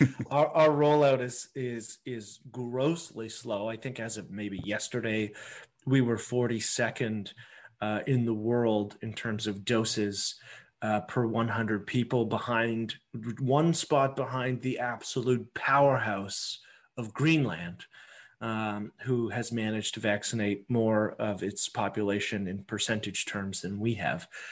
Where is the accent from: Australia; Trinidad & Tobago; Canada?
Canada; as a Canadian